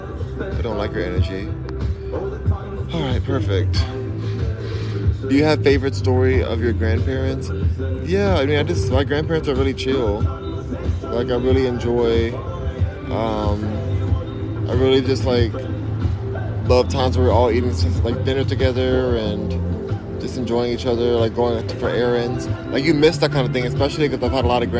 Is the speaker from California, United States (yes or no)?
yes; Los Angeles, California, United States; From Los Angeles